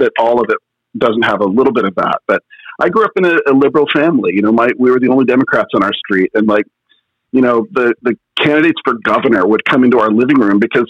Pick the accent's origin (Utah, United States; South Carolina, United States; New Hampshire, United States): Utah, United States; Kaysville; also born or lived in Cedar Hills, Utah; I grew up in Kaysville